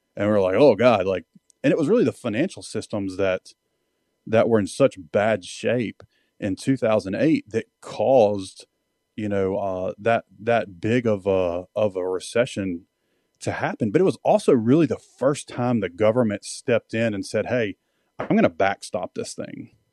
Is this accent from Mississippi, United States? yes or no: yes; Mississippi, United States; moved away as an adult; I was a redneck from Mississippi